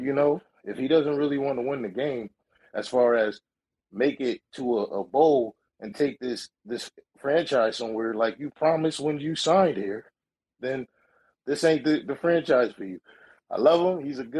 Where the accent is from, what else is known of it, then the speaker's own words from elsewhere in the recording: Connecticut, United States; I'm from Connecticut. Let me start that off.